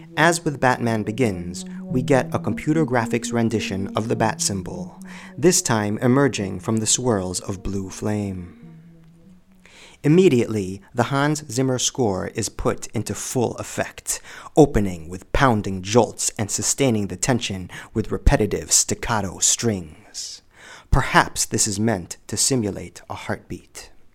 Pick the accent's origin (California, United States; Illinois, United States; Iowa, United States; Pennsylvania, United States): Illinois, United States; also born or lived in Los Angeles, United States; my home state of Illinois